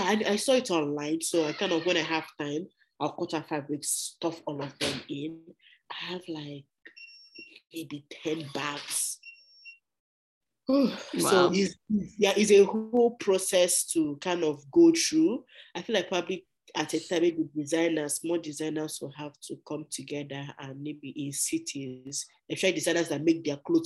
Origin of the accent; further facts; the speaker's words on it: Nigeria; moved away as an adult; now in Canada; I'm from Nigeria.